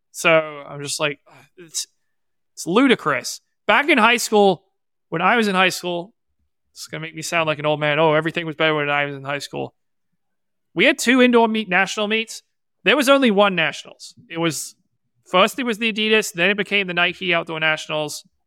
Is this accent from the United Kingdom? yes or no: yes; England, United Kingdom; moved away; I was born in England. I lived there, but we celebrated American holidays when I was growing up because my mom's American